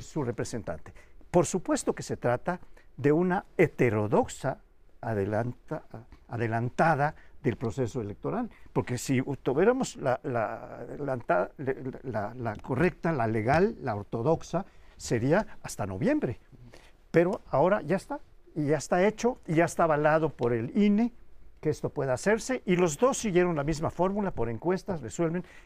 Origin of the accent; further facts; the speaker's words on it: Yucatán, Mexico; moved away; en el estado donde yo nací, Yucatán